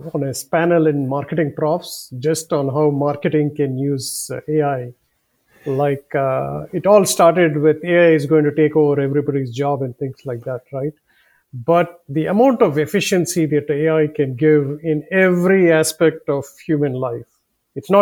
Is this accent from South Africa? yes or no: no; India; accent: southern; now in United States; My previous life was in four other countries, including growing up in India